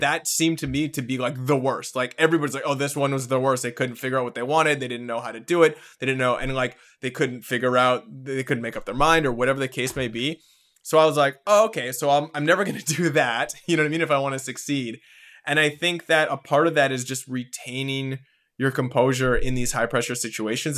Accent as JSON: {"language": "English", "country": "Canada", "said": "being a Canadian in the entertainment industry"}